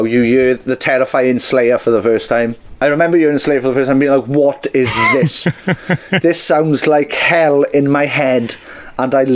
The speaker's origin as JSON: {"language": "English", "region": "Wales", "country": "United Kingdom", "tie": "born or raised there", "said": "we're super Welsh"}